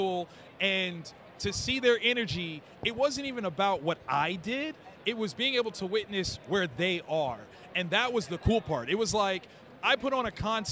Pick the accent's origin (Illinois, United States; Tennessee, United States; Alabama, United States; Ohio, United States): Ohio, United States; Columbus; 3,000 students in my hometown in Columbus, Ohio